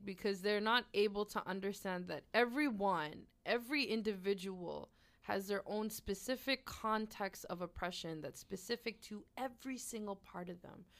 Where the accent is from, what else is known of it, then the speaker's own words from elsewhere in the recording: Halifax, Nova Scotia, Canada; I was born and raised here in Mi'kmaq territory